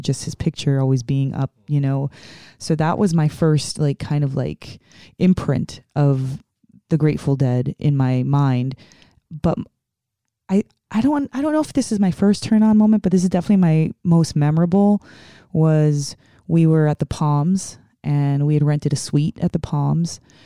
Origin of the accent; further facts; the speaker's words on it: New York City, New York, United States; moved away; I'm originally from the Bronx, New York